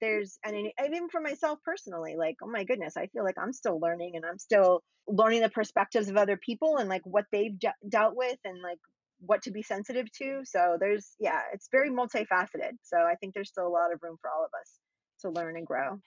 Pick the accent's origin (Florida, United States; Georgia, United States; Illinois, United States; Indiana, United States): Florida, United States; I grew up in Florida too